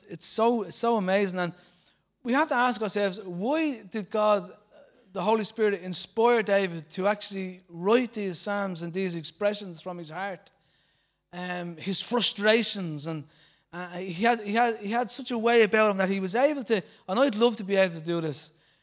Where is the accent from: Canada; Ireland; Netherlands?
Ireland; Bray, County Wicklow; out in Bray, my hometown